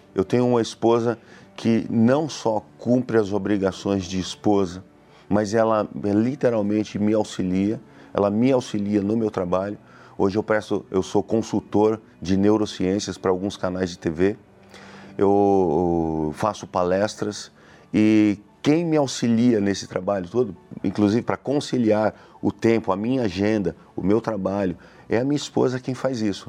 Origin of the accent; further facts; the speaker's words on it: Suzano, São Paulo, Brazil; sou da cidade de Suzano